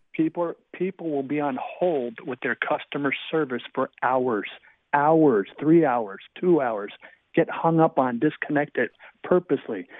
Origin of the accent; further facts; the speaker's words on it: New Jersey, United States; now in Columbus, United States; Originally, I'm from New Jersey